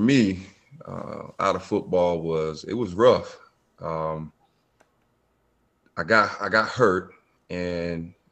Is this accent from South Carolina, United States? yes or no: yes; Bamberg, South Carolina, United States; now in Myrtle Beach, United States; I am from Bamber, South Carolina